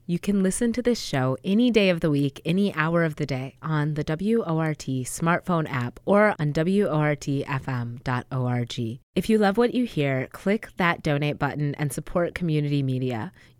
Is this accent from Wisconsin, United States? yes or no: yes; Madison, Wisconsin, United States; How long have you been talking about bringing an Amtrak station to my hometown?